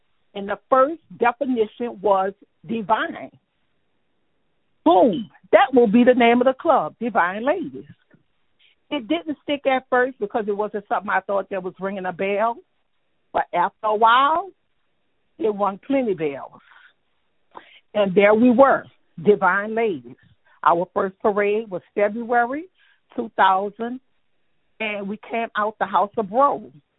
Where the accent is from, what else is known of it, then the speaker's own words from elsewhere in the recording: New Orleans, Louisiana, United States; I was born and raised in the Uptown area.